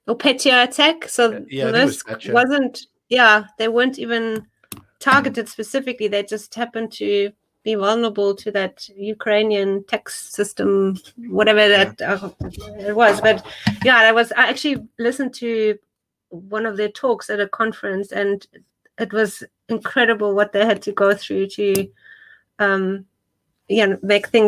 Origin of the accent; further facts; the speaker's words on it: Germany; moved away as an adult; now in South Africa; So originally I'm actually from Germany. So I grew up there. And then in my early 20s, I moved to South Africa for an internship